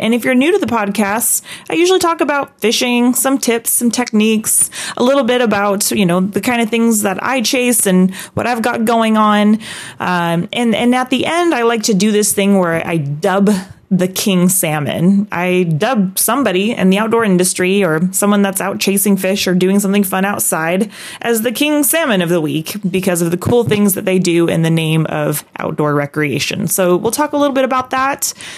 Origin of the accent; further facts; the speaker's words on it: Aberdeen, Washington, United States; I'm a Northwest kid through and through. I mean, I was born in Aberdeen, Washington